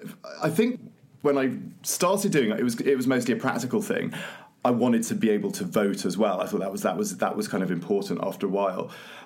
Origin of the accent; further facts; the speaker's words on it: United Kingdom; moved away; my home country of Britain